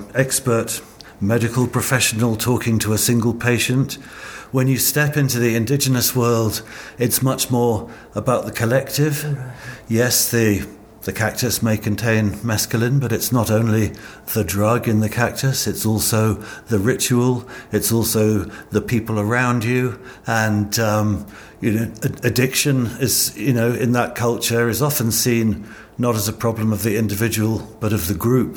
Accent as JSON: {"language": "English", "country": "United Kingdom", "tie": "born or raised there", "said": "growing up in British youth culture"}